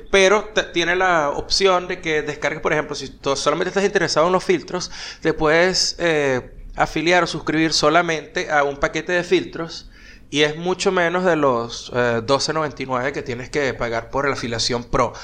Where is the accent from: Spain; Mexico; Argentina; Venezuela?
Venezuela; montón de compatriotas de uno, este, venezolanos